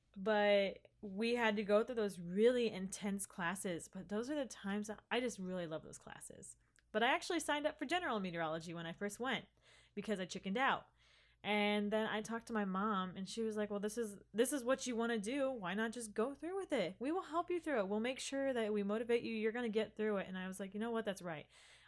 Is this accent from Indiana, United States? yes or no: yes; Hoagland, Indiana, United States; But I mean, I was technically a freshman coming into a college that wasn't my hometown.